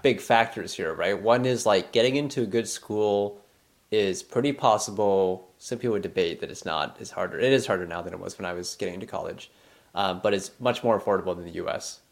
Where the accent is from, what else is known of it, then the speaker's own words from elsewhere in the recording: Canada; being Canadian